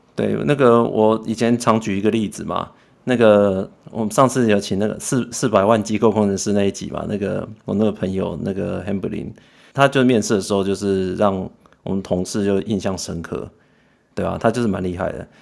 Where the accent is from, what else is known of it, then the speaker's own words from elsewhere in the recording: Taiwan; 就跟以前讲我们台湾人嘛